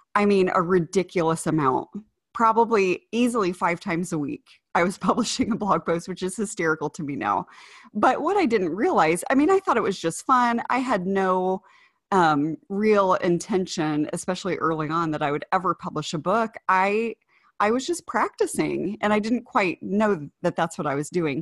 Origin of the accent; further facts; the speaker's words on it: Ohio, United States; moved away; also born or lived in Indiana; that's where I grew up